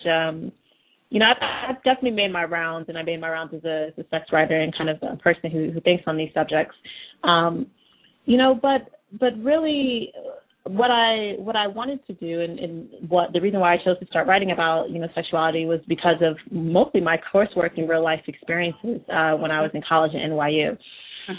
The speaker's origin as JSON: {"language": "English", "country": "United States", "tie": "born or raised there", "said": "I had a balance of kind of experiences growing up in the United States."}